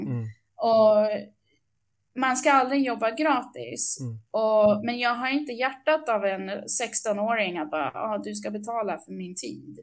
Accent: England, United Kingdom; also born or lived in Upplands Väsby, Sweden; now in Sweden; Jag är uppvuxen i England

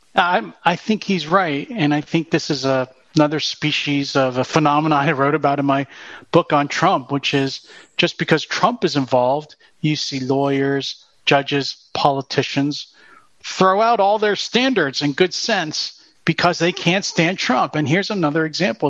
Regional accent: Pennsylvania, United States; my home state, Pennsylvania

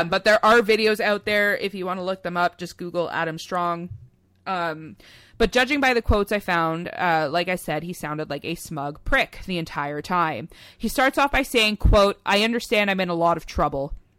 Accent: near Oshawa, Ontario, Canada; really close to where we live slash grew up in, uh, in good old Oshawa, Ontario

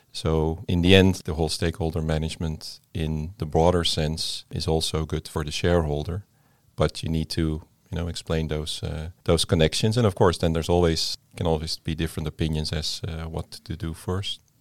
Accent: Netherlands; moved away as an adult; now in Denmark; I come from the Netherlands.

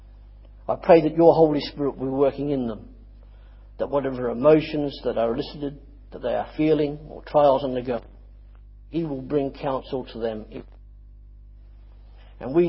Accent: Australia; I'm Australian

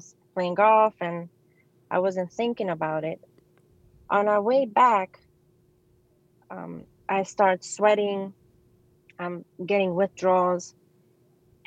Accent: New York City, New York, United States; I grew up in the Bronx.

